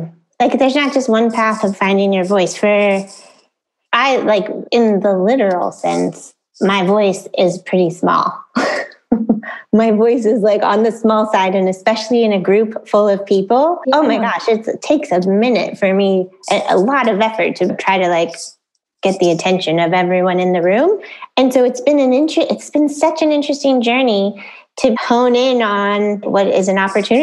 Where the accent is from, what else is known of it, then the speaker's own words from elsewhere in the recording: Orange County, California, United States; now in Mexico; I grew up in Orange County